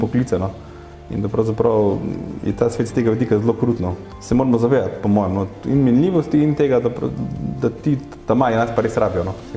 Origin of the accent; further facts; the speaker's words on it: Carinthia, Slovenia; v osnovi izhajam iz Koroške